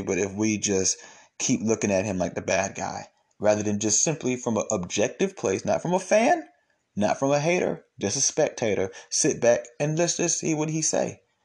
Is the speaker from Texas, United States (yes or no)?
no; Atlanta, Georgia, United States; I'm from Atlanta, you know, I, I grew up going to church with his kids